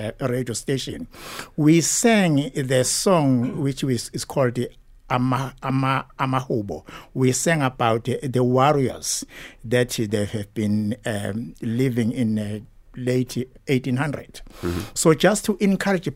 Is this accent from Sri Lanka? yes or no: no; Ladysmith, KwaZulu-Natal, South Africa; moved away as an adult; also born or lived in Durban; I was born in Ladysmith, outside the town of Ladysmith, the place called Embuzweni. Mm-hmm. It's about 1 hour, about 30 minutes drive to the town. So I grew up there